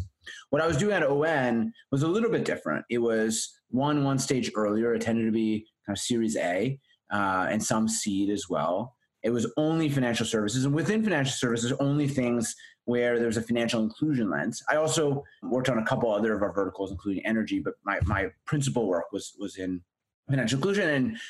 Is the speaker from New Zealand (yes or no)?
no; the Prairies, Canada; I grew up in the Midwest of Canada